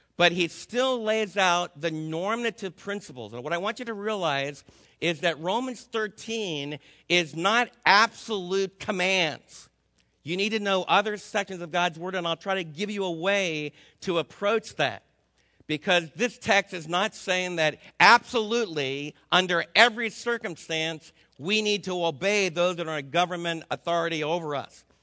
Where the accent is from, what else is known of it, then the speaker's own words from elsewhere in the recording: New Jersey, United States; moved away; I was raised back in New Jersey